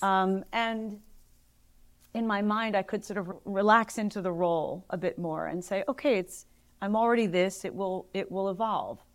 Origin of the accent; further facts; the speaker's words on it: Philadelphia, Pennsylvania, United States; moved away; also born or lived in Los Angeles / New York; living back in my hometown